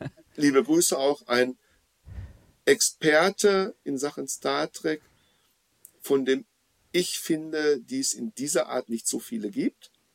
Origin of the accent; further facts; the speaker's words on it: Dortmund, North Rhine-Westphalia, Germany; in meiner Heimatstadt Dortmund